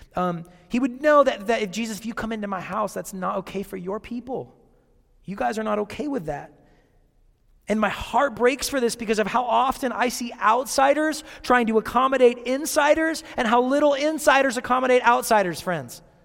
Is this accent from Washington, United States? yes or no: yes; Seattle, Washington, United States; growing up in Seattle